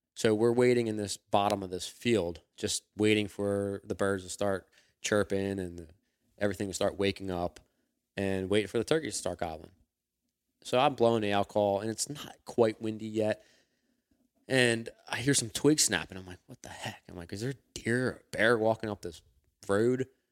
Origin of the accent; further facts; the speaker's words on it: Philadelphia, Pennsylvania, United States; I grew up in Northeast Philadelphia